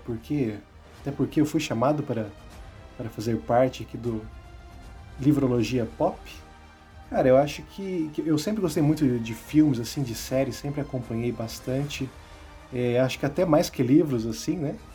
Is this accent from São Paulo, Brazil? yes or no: no; interior of Paraná, Brazil; accent: light interior (caipira) accent; moved away as an adult; now in Curitiba, Brazil; estou morando aqui em Curitiba também, mas eu vim do interior do Paraná. Né, talvez vocês notem isso pelo, pelo meu sotaque leve, que às vezes, às vezes fica até imperceptível que eu sou do interior